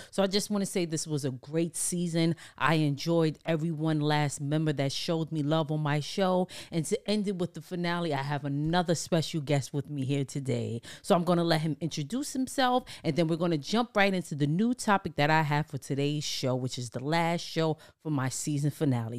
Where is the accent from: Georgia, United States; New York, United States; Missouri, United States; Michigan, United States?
New York, United States; New York City; growing up in Harlem, the Bronx, New York